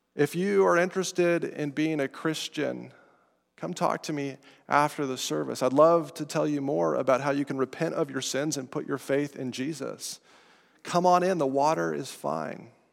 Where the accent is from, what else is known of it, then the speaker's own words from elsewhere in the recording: Estes Park, Colorado, United States; I'm from Colorado, from Estes Park, up near Rocky Mountain National Park